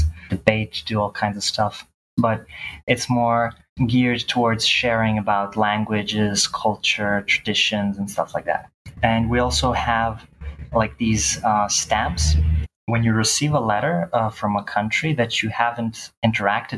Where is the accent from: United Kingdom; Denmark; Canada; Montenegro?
Montenegro; Bar; now in Belgrade, Serbia; I'm from Belgrade, Serbia. That's where I live currently, but I'm originally from Bar, Montenegro.